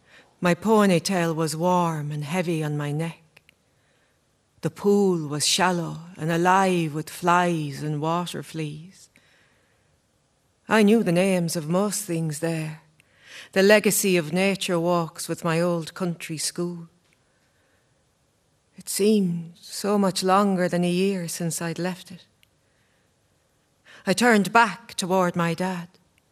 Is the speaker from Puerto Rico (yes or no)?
no; Ireland; I'm Irish.